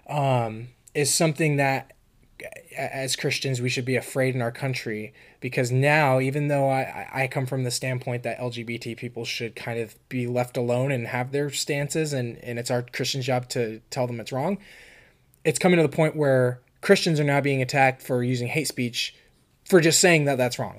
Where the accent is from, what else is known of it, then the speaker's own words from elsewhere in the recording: California, United States; moved away as an adult; also born or lived in Florida; now in Pennsylvania, United States; I grew up in California all you know 18 years of my life in high school